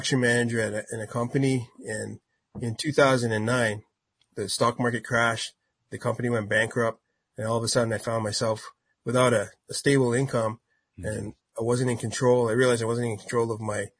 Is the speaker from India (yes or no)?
no; Ontario, Canada; I'm from Canada. So we performed all over Southern Ontario.